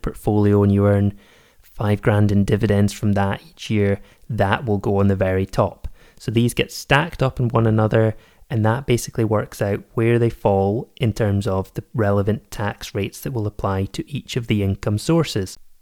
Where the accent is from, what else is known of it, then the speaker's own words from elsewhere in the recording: Scotland, United Kingdom; also born or lived in Edinburgh; I am based in Edinburgh, I am Scottish